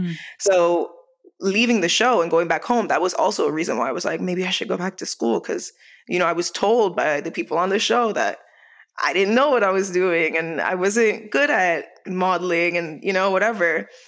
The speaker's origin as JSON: {"language": "English", "country": "Jamaica", "said": "I was like, no, but I'm Jamaican. So I have rhythm."}